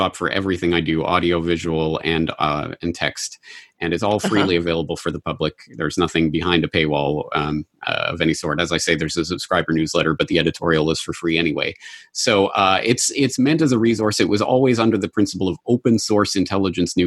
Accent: Canada; now in Japan; I am not American. I am a Canadian in Japan

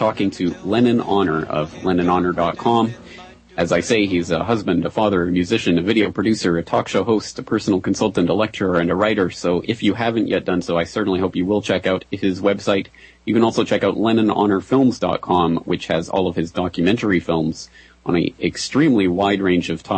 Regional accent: Alberta, Canada; moved away as an adult; also born or lived in Ireland; now in Japan; I am a Canadian by birth, and grew up and raised in Alberta, Canada. And I spent my entire life there until I was about 21, 22

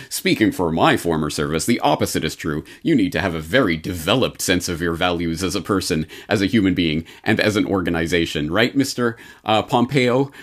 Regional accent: Canada; now in Japan; As a Canadian in Japan

